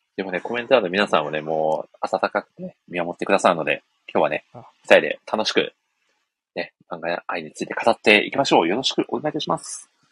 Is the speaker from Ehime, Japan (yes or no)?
yes; Ehime, Japan; 私の地元、愛媛県の